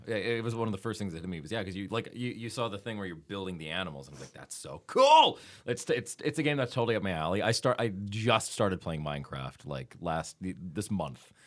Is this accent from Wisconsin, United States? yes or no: yes; Wisconsin, United States; I'm from Wisconsin